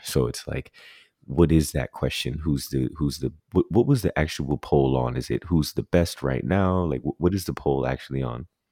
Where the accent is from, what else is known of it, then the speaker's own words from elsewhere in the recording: Jamaica; as a Jamaican who loves Jamaican spinners